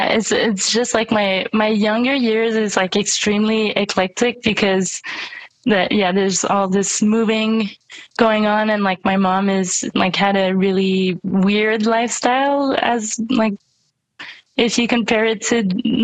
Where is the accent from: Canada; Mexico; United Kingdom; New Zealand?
Canada; also born or lived in Compton, United States; So I was born in California, but I didn't stay there for very long. I think when I was a year old, my mom, she got separated from my dad, so we moved back to Canada